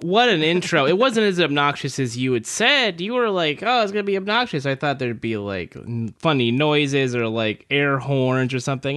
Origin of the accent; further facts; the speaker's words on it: California, United States; I grew up in California